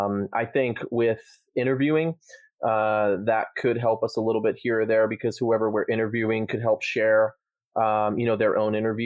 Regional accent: Rhode Island, United States; We're both from Rhode Island.

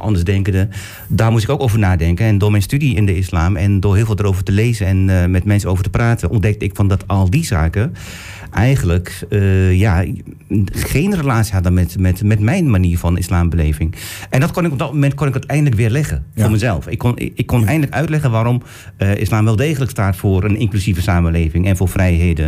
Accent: Turkey; now in Netherlands; Ik kom uit Turkije.

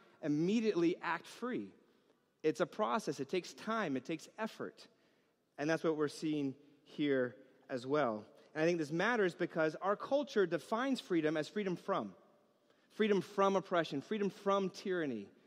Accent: New York, United States; growing up in New York

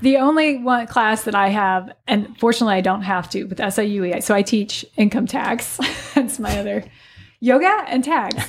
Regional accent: Alton, Illinois, United States; moved away as an adult; I'm originally from the Alton, Godfrey area

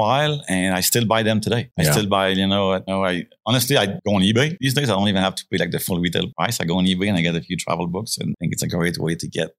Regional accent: Quebec, Canada; we grew up in Quebec. We have 6 months a year of winter.

